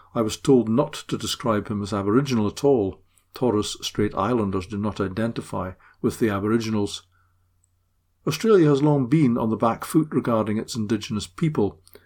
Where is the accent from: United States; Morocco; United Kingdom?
United Kingdom; Scotland; as a Scot